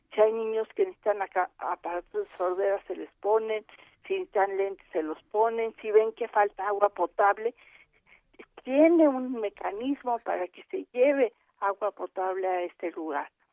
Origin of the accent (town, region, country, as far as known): Mexico